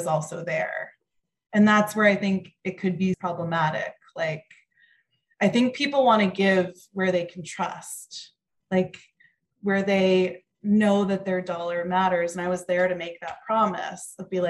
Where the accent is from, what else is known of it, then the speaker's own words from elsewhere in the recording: Mendham, New Jersey, United States; I was from Mendham, New Jersey